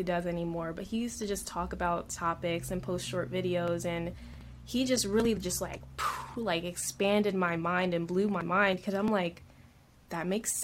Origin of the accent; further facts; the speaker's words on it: Delaware, United States; I grew up on the East Coast as well. Delaware, born and raised, very small state.